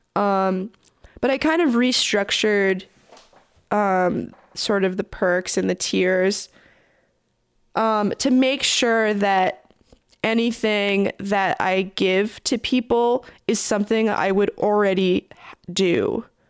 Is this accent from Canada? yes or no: yes; Toronto, Ontario, Canada; I'm from Toronto